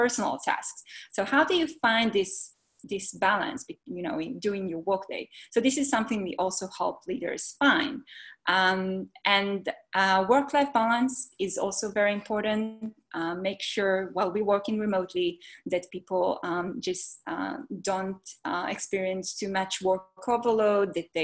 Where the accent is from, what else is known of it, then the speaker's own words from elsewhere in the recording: Israel; moved away as an adult; now in Bay Area, United States; I'm originally from Israel.